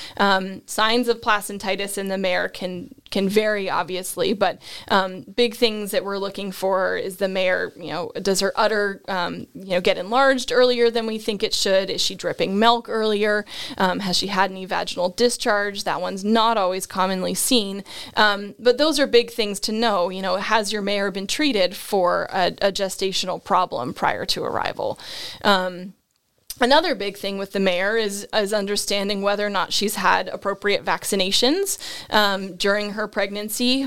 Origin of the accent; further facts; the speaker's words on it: Nova Scotia, Canada; moved away as an adult; also born or lived in Ontario / North Carolina / Georgia; grew up in Nova Scotia, which is, of course, where all of those good accents of about and out and sorry come from.